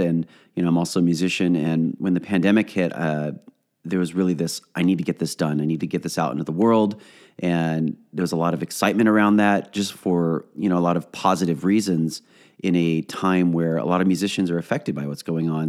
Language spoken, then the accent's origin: English; Orange County, California, United States; I am from Orange County